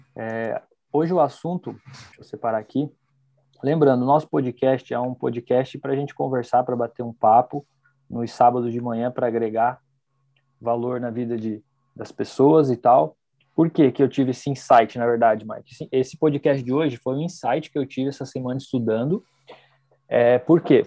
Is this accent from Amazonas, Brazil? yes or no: no; Foz do Iguaçu, Paraná, Brazil; nós somos de Foz